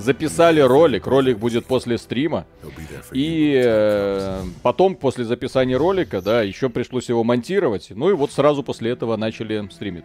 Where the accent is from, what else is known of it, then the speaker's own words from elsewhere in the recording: Belarus; у нас Беларусь страна называется